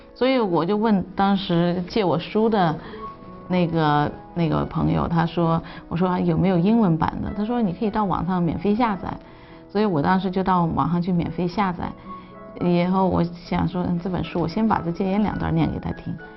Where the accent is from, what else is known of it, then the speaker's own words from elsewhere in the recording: China; 我们中国人的这种传统的理念